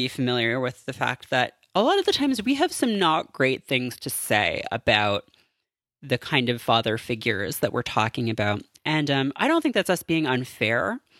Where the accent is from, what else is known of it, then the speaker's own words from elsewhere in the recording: Canada; I am Canadian.